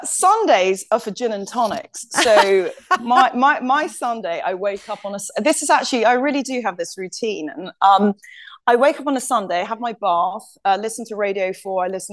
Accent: London, United Kingdom; I'm from London.

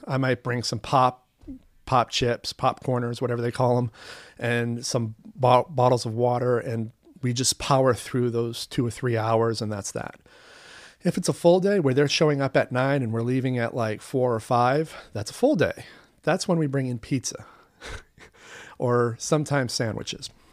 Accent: United States; also born or lived in Vancouver, Canada; as an American attending film school abroad

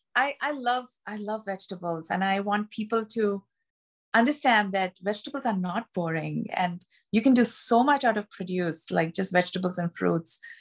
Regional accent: Mumbai, Maharashtra, India; moved away as an adult; now in United States; I'm from Bombay, uh, or Mumbai, which is in the state of Maharashtra

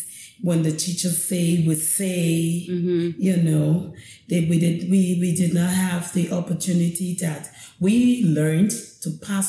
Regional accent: Liberia; Okay, and I was born here. I went to school in Liberia here.

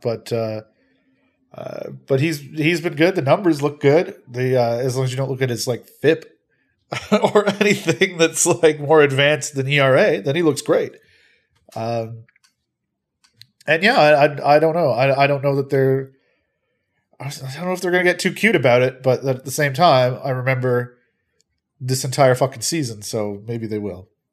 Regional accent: Peterborough, Ontario, Canada; I am from Peterborough.

